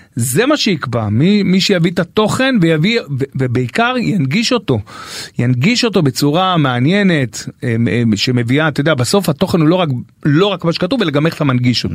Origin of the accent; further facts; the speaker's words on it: Beersheba, Southern District, Israel; moved away; גדלנו ביחד בשכונה בבאר שבע, ו' הישנה